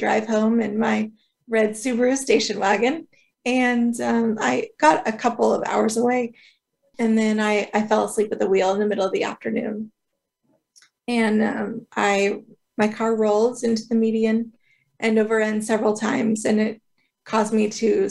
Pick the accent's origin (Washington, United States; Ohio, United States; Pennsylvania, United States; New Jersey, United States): Washington, United States; north of Seattle; also born or lived in southeastern Idaho; I grew up in the Washington, just north of Seattle, outside of Seattle